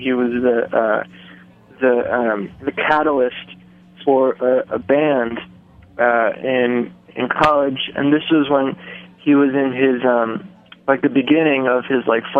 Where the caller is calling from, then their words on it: New York City, New York, United States; I'm calling from New York City, New York.